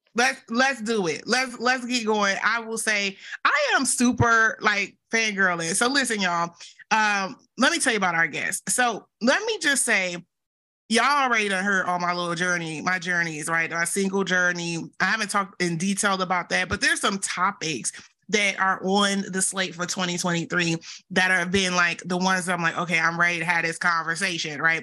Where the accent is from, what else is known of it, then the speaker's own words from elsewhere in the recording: the South, United States; accent: Southern; with all my Southern accent